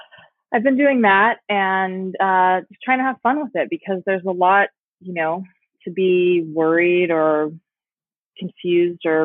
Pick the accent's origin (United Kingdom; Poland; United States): United States; Palm Springs, California; my hometown in Palm Springs